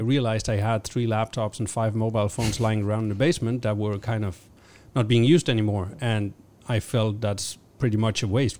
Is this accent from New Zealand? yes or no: no; Denmark; I'm originally from Denmark.